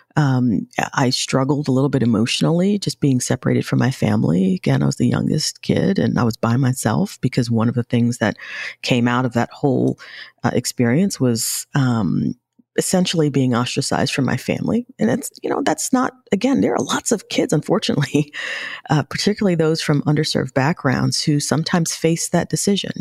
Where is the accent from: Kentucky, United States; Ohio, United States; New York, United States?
New York, United States; New York City; I grew up in New York